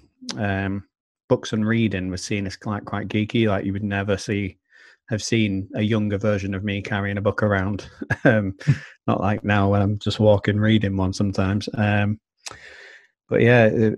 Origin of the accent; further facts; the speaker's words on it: Manchester, North West England, United Kingdom; I grew up in Blakely, which is on the outskirts of Manchester.